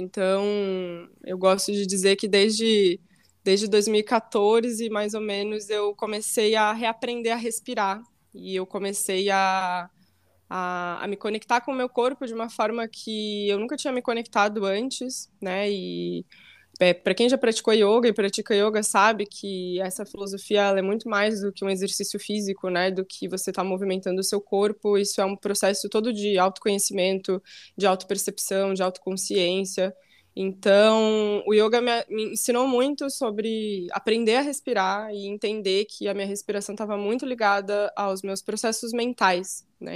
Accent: Santa Maria, Rio Grande do Sul, Brazil; moved away as an adult; now in Florianópolis, Brazil; nasci e fui criada em Santa Maria, então vivi praticamente minha vida inteira em Santa Maria.

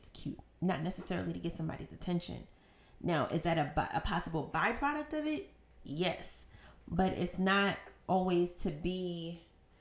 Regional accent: New York City, New York, United States; I'm from Harlem

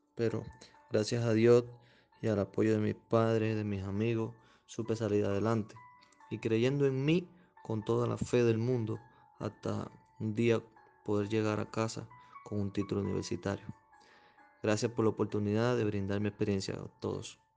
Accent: Cuba; soy cubano, tengo 27 años de edad

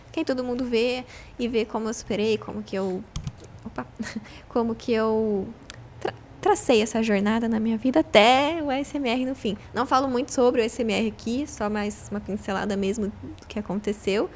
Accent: Itapira, São Paulo, Brazil; de Itapira também, que é minha cidade natal

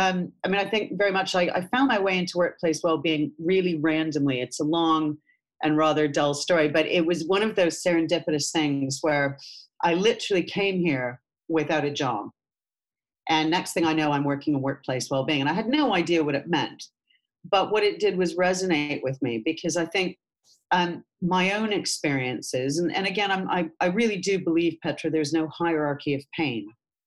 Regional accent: Canada; moved away; I came over from Canada about 26 years ago now.

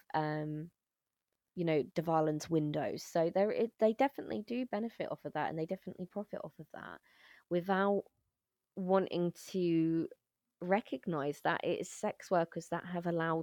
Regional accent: United Kingdom; moved away as an adult; now in Netherlands; my experience as a British person coming into the Netherlands

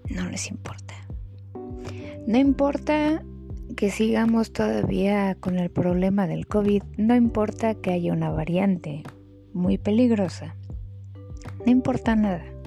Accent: Mexico; Todos somos mexicanos. Pero somos mexicanos

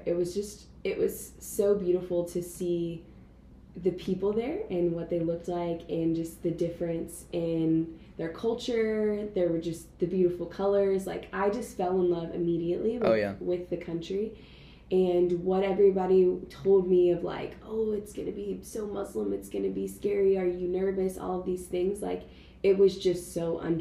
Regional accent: Jacksonville, Florida, United States; I'm from Jacksonville, Florida

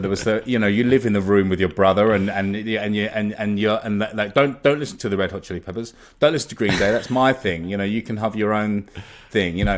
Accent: Molesey, South East England, United Kingdom; I grew up in Surrey in, um, in a kind of, um, in a town called Molesey

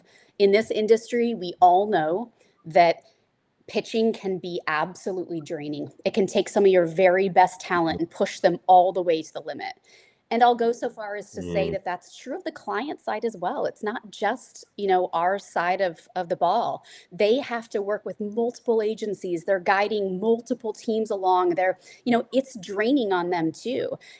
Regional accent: Midwest, United States; Like being a Midwesterner, Burnett is it's just the bullseye, it's the goal, and I love it.

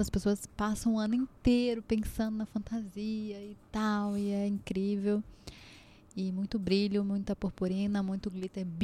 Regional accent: Olinda, Pernambuco, Brazil; eu sou de Olinda

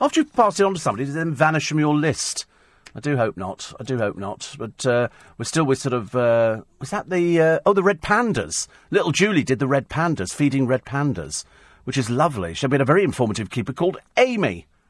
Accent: United Kingdom; We're like British. We give backhanded compliments.

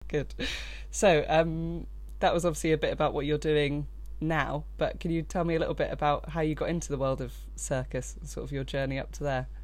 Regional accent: Brighton, South East England, United Kingdom; I grew up in Brighton

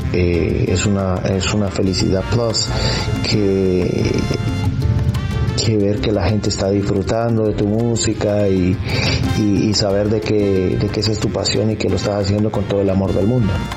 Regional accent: San Pedro Sula, Cortés, Honduras; now in Houston, United States; mi país de nacimiento es Honduras, eh, pero resido en la ciudad de Houston, Texas y soy nacido en la ciudad de San Pedro Sula, Honduras, Centroamérica.

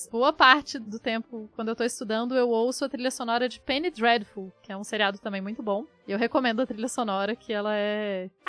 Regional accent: Acre, Brazil; Então, eu nasci no Acre e morava na floresta.

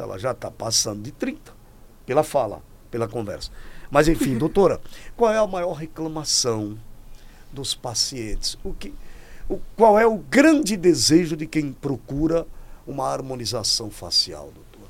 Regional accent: Natal, Rio Grande do Norte, Brazil; moved away; lá da minha terra de Natal. Sou lá de Natal, nasci no interior

